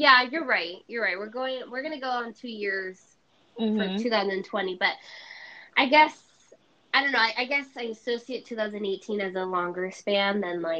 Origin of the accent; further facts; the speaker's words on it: Venezuela; also born or lived in New York; now in Florida, United States; I'm from Venezuela, but I live in Florida. That's where I currently am.